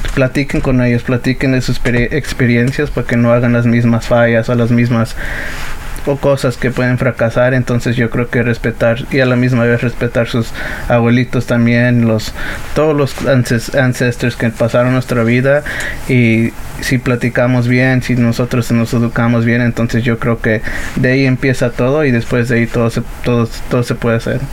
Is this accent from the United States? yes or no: yes; United States; also born or lived in Atlixco, Puebla, Mexico (parents' origin); Inmigraron aquí en el 92 y yo nací en el 97